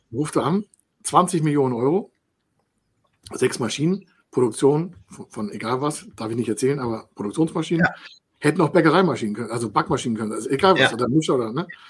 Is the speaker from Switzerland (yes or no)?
no; Dithmarschen, Schleswig-Holstein, Germany; ich komme aus Dithmarschen